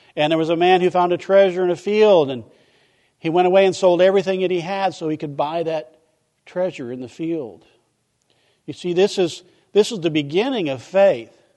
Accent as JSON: {"language": "English", "region": "Midwest", "country": "United States", "tie": "born or raised there", "moved": "yes", "lives_now": "Vero Beach, United States", "said": "I grew up in the Midwest where a good neighbor is somebody who cut their yard and nobody else's."}